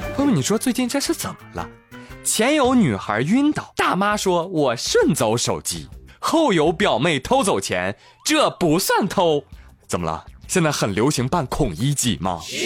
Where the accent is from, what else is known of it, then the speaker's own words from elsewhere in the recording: China; 我们中国人从来不惧怕什么外来物种